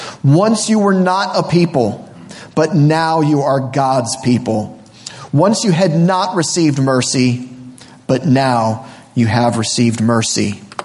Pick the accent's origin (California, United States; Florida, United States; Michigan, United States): Florida, United States; born there; moved away; My family moved to this area in around 1986. I was born originally from Florida.